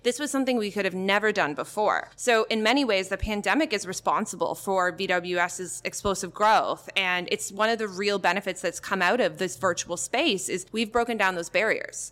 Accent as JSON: {"language": "English", "country": "Canada", "moved": "yes", "said": "I'm Canadian"}